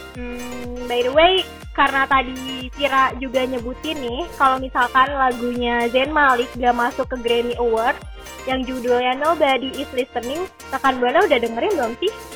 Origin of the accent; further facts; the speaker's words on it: Tangerang, Banten, Indonesia; dari kota gue sama Vira yaitu kota Tangerang